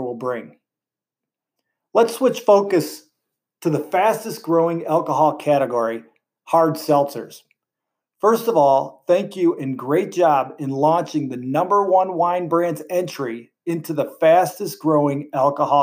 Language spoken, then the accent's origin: English; Joliet, Illinois, United States; moved away as an adult; now in Indiana, United States; my roots go back to Illinois. I was born in Joliet, went to NIU, and started my career carrying a bag in my first territory in Lincoln Park